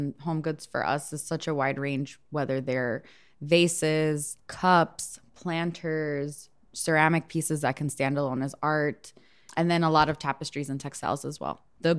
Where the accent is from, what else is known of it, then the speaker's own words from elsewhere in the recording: Chicago, Illinois, United States; I am born and raised in Chicago. I grew up in Little Village on the west side of the city.